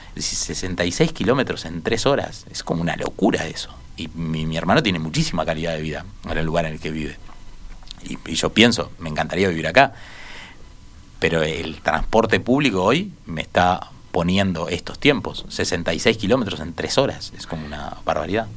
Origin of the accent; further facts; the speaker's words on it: Montevideo, Uruguay; este colectivo de montevideanos que somos